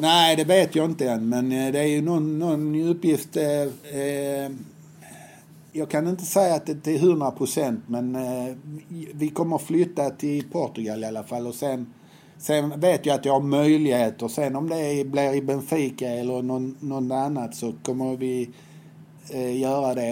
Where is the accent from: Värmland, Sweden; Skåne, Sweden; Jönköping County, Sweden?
Skåne, Sweden; Helsingborg; Jag är uppväxt på Höga Borg